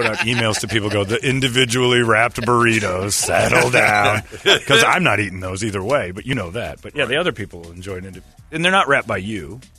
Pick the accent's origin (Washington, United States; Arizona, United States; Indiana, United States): Arizona, United States; Phoenix; The second I said I was from Phoenix, just all over your mind.